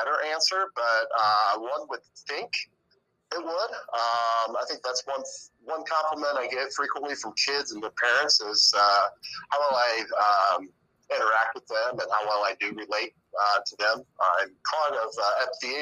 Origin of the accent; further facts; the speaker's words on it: Fort Wayne, Indiana, United States; also born or lived in Dayton, Ohio; I graduated from Bishop Lewis in 2002. While at Lewis, I was a three-sport athlete, football, basketball, and baseball.